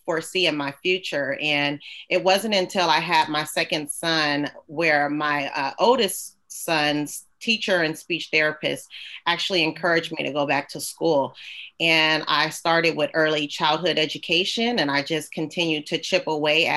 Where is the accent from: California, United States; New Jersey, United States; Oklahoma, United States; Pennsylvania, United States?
California, United States; San Francisco; I grew up in the Bay Area, San Francisco. So I'm a California girl, born and raised